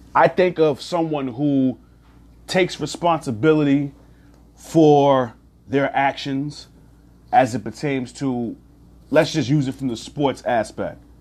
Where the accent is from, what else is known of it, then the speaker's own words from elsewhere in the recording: New York, United States; I am a New Yorker